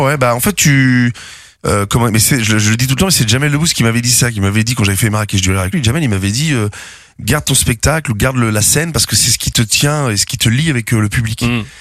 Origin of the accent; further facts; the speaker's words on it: Rouen, Normandy, France; à Rouen, euh, dans ma ville natale